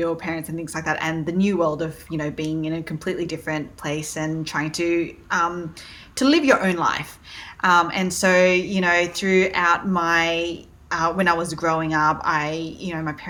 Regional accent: Sydney, New South Wales, Australia; accent: Aussie; also born or lived in Malaysia; now in New York, United States; my parents are originally from Malaysia, took us over to Australia, Sydney, Australia, when I was pretty much a baby. So you can tell from my accent, I'm very, very Aussie.

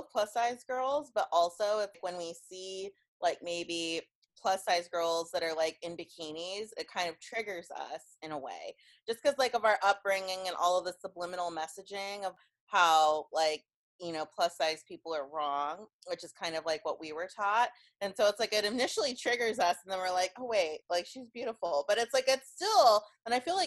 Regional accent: Kansas, United States; I'm from Kansas

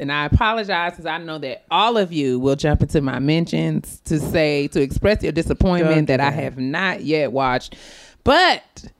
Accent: White Plains, New York, United States; I'm from White Plains.

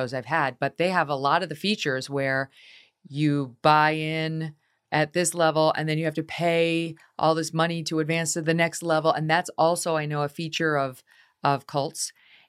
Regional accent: Albany, New York, United States; which is from my hometown, Albany, New York.

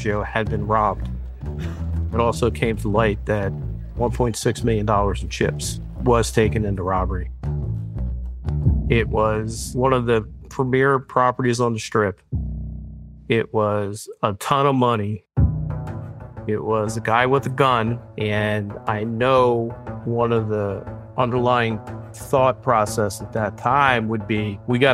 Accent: New Jersey, United States; moved away as an adult; now in Las Vegas, United States; I'm originally from South Jersey.

